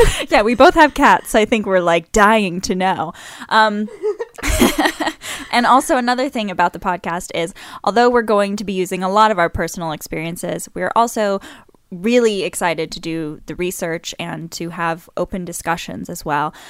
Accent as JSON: {"language": "English", "town": "New Orleans", "region": "Louisiana", "country": "United States", "said": "I'm from New Orleans"}